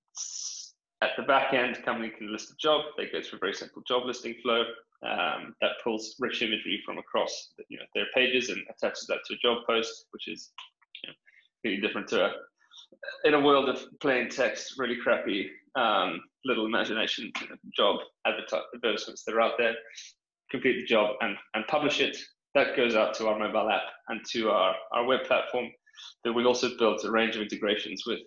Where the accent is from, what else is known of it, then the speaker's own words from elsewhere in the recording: South Africa; moved away as an adult; also born or lived in United Kingdom; now in London, United Kingdom; I'm from South Africa, grew up out there on a farm, moved to the UK for grad school